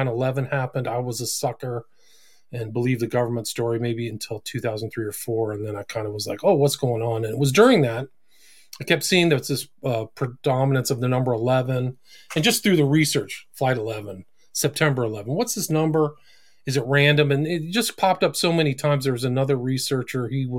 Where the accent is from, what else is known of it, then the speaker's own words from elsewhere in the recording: California, United States; I grew up in Northern California, drugs and, broken home and all that stuff.